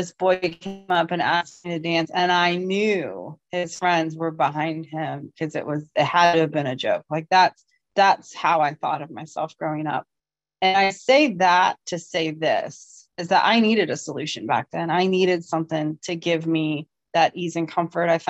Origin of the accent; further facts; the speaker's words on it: Ohio, United States; I am from Ohio.